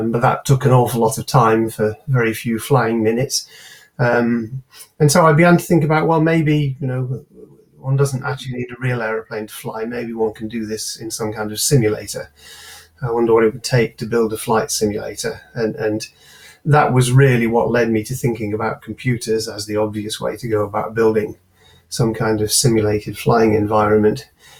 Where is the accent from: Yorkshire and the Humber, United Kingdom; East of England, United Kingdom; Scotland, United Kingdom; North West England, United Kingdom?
North West England, United Kingdom; Manchester; also born or lived in Cambridge; I was born and brought up in South Manchester, or north edge of Cheshire, that's in Manchester suburbs